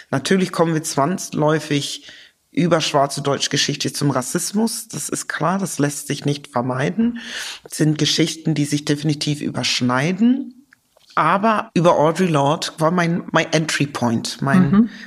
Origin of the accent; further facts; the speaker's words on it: United Kingdom; Ich bin ja Britin.